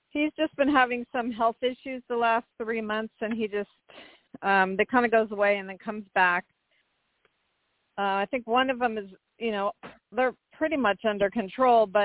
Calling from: California, United States; and I'm calling from California.

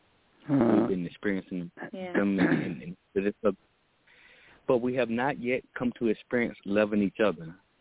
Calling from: Texas, United States; I'm calling out of Texas.

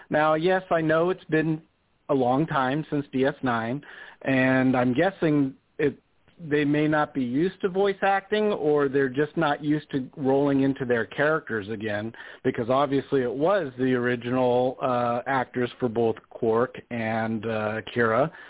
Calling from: Las Vegas, Nevada, United States; from Vegas

